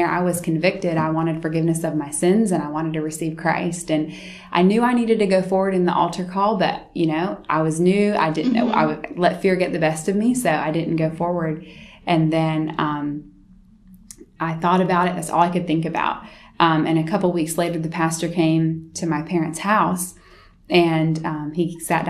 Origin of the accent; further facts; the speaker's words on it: Florence, South Carolina, United States; also born or lived in Pennsylvania, United States; my family moved here when I was in about fourth grade, halfway through fourth grade. And my dad's job is what brought us here to Florence